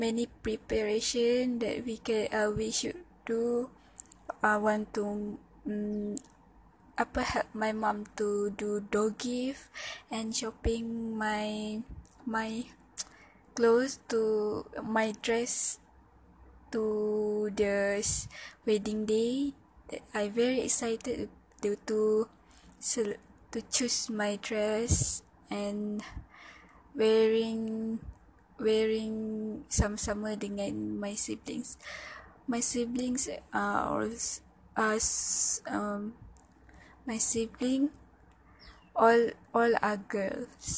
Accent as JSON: {"language": "English", "town": "Pontian", "region": "Johor", "country": "Malaysia", "tie": "born or raised there", "second_language": "English", "said": "My hometown at Pontian, Johor"}